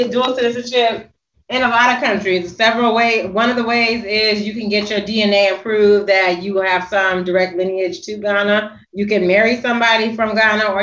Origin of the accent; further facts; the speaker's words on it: United States; being an American and speaking in Africa